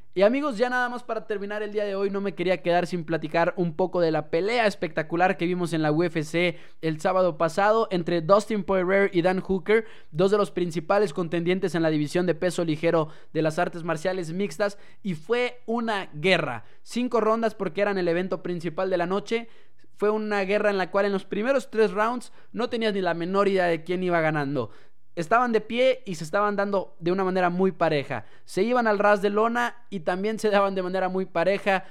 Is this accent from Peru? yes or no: no; Mexico; nosotros como aficionados mexicanos